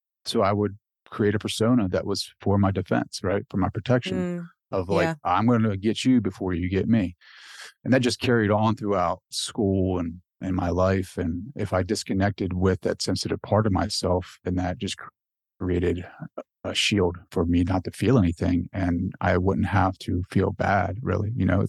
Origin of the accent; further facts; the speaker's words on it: Delaware, United States; Like I grew up in Delaware, and for those public school kids, like the school bus rides are like a whole different animal.